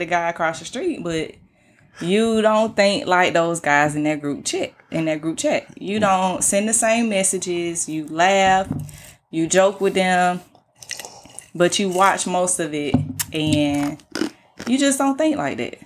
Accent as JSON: {"language": "English", "town": "Atlanta", "region": "Georgia", "country": "United States", "said": "I'm from Atlanta"}